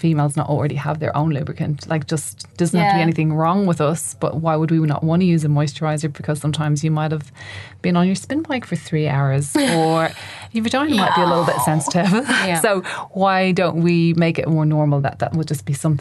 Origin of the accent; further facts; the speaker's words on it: Ireland; I grew up in Ireland